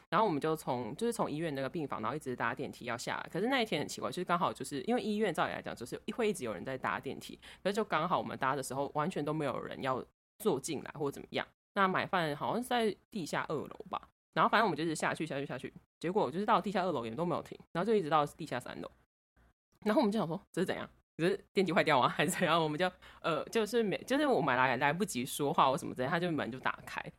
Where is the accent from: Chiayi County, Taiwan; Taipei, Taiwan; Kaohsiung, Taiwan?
Chiayi County, Taiwan; Budai; moved away; 我的故乡布袋有关，然后就是我们布袋那边有一个